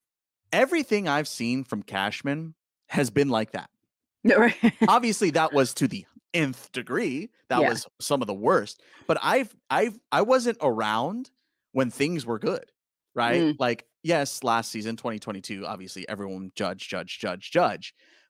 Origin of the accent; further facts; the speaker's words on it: New York, United States; now in California, United States; I'm from New York. I live here in California.